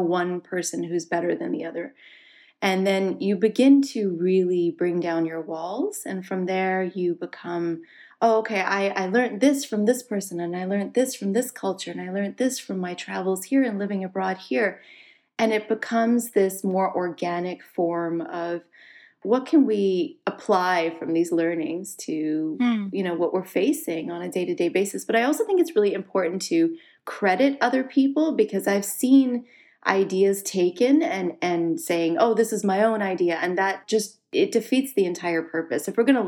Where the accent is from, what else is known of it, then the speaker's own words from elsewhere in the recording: Canada; also born or lived in Singapore; now in United States; Yes, so I was born in Singapore. My parents were living there at the time for my father's work. And it's interesting, I was born a Canadian citizen. So in Singapore, you're not born with birthright. And so we moved to Canada when I was 4 years old. I grew up there.